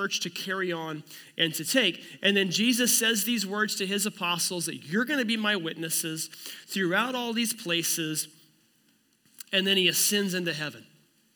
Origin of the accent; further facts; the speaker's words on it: Miami, Oklahoma, United States; moved away as an adult; also born or lived in Norman, Oklahoma / Phoenix, Arizona; now in Kansas City, United States; I grew up in a town called Miami, Oklahoma